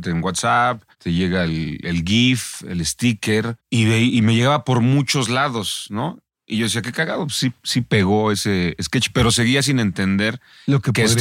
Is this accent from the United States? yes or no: no; Mexico; Yo, yo creo que nos, nos romantizamos los mexicanos al